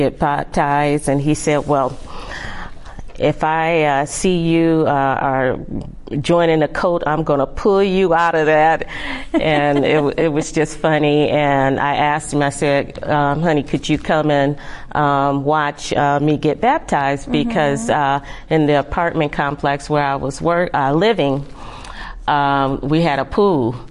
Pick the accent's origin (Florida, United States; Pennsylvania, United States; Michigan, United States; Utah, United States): Michigan, United States; now in California, United States; I'm not originally from California. I'm from Michigan. And so I had a church that I was going to occasionally back home